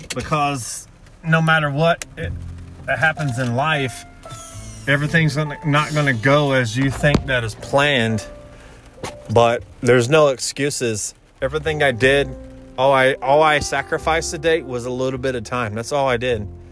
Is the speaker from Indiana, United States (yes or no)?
yes; Indiana, United States; moved away; I'm from Indiana, and I explained who my family was